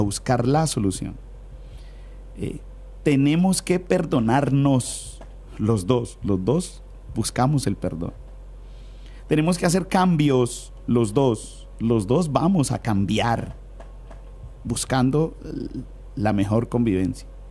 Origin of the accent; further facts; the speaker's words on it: Cali, Valle del Cauca, Colombia; somos caleños y vallecaucanos